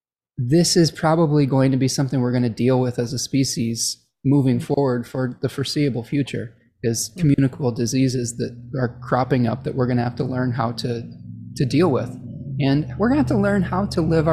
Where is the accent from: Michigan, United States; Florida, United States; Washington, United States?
Michigan, United States; my home state of Michigan